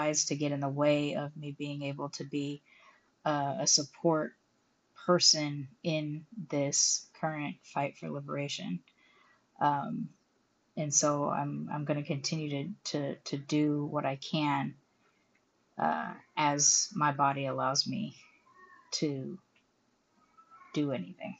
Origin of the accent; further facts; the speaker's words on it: United States; moved away as an adult; now in Mexico; I'm an American citizen living on a tourist visa in Mexico